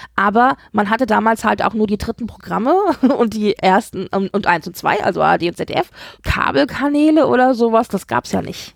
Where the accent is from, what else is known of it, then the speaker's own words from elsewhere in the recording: Hesse, Germany; als alter Hesse, ich bin ja ein Hesse